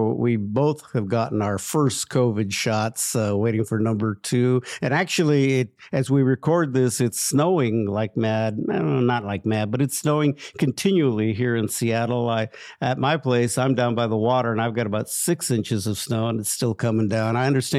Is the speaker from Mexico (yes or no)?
yes; Mexico; I'm Mexican.